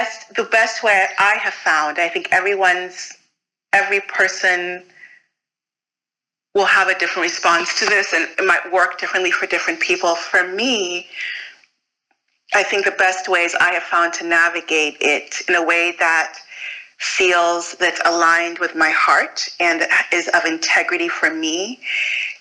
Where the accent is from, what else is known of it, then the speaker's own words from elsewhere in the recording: United States; also born or lived in Fort Greene; I'm Nigerian American